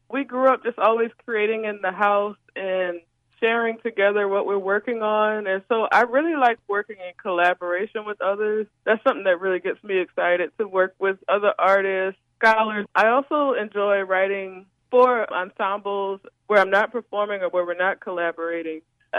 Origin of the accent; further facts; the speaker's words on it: New Orleans, Louisiana, United States; Growing up in New Orleans